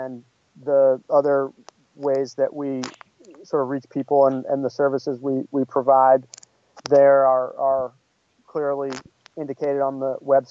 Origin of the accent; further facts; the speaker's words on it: New England, United States; moved away as an adult; also born or lived in Bakersfield, California; now in Los Angeles, United States; where her and I grew up in New England area